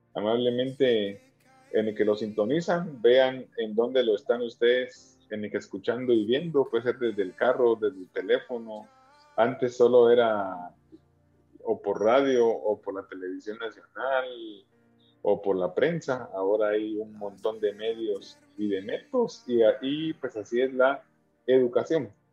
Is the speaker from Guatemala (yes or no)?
yes; Guatemala; nosotros como guatemaltecos